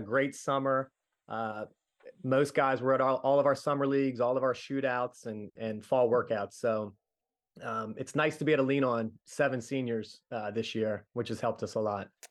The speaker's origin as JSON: {"language": "English", "town": "Middletown", "country": "United States", "tie": "born or raised there", "said": "being a kid growing up in the nineties, we did a little bit of everything at Middletown"}